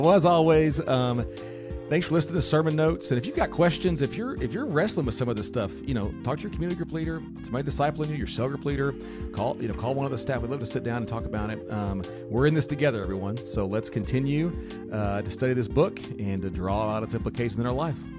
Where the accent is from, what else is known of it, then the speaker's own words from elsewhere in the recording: United States; I'm an American